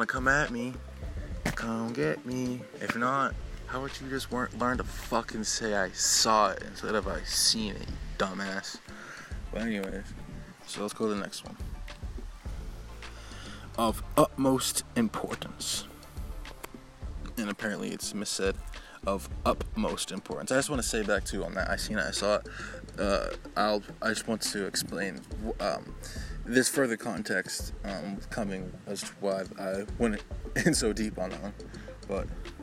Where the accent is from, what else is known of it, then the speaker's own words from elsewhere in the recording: Seabrook, New Hampshire, United States; also born or lived in Boston, Massachusetts; I wish I never fucking grew up in Seabrook